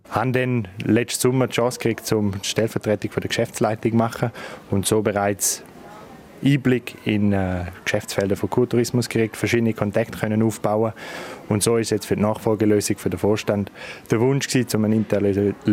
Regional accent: Chur, Graubünden, Switzerland; Chur ist meine Heimat, mein Leben. Ich bin da daheim, ich bin da verwurzelt und mein Herz habe ich schon lange da verloren.

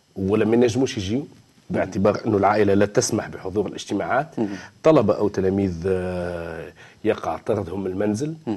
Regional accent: Tunisia; وعندنا في تونس

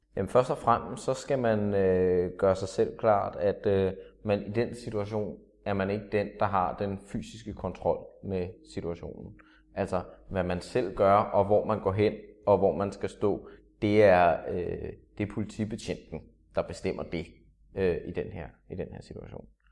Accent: Denmark; danskere, som nordisk folkefærd

